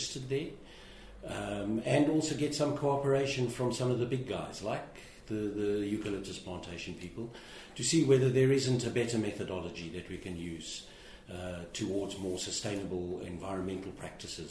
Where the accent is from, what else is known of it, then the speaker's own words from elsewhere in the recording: South Africa; moved away; my home country of South Africa